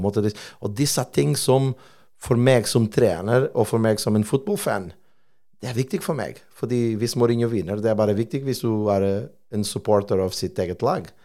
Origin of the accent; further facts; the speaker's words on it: Portugal; Norwegian is a second language; now in Stavanger, Norway; jeg er portugiser